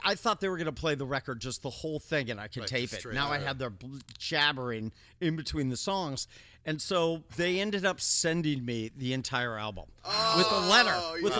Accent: California, United States; Northern California.

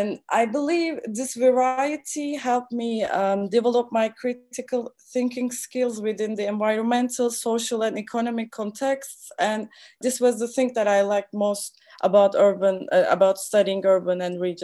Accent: Istanbul, Turkey; moved away as an adult; also born or lived in Stockholm, Sweden; now in Germany; Istanbul, my hometown

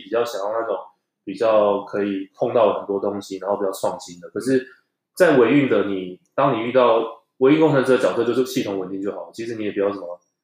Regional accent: Taichung, Taiwan; moved away as an adult; also born or lived in Taipei; 因为台中人，然后到台北工作到那个一个物流商

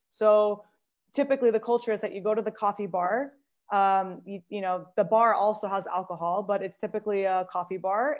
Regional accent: Seattle, Washington, United States; now in Italy; So I'm also from Seattle-ish. And when I say ish, because like many of us from Seattle, like weren't quite born in Seattle, but call Seattle our hometown.

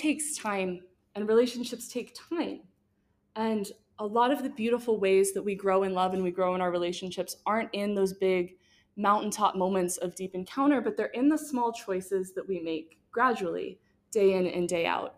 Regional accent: Missouri, United States; I'm from Missouri

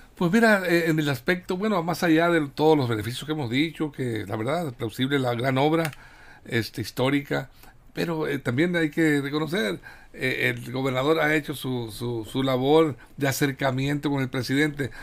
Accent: Sinaloa, Mexico; somos sinaloenses

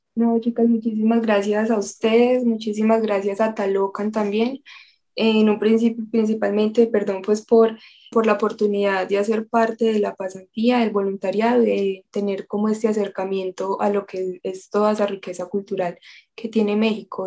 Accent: Colombia; nuestra tradición, nuestra intención de ayuda eh, como colombianos

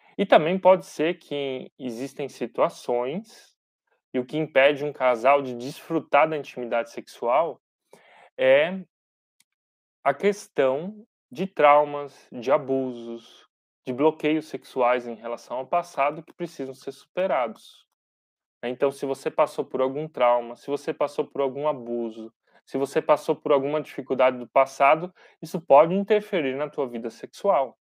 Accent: Brazil; nós, como brasileiros

